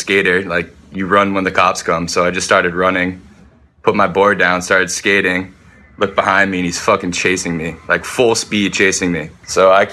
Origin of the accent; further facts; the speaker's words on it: New England, United States; Growing up in New England, the Coliseum video had a huge impact on me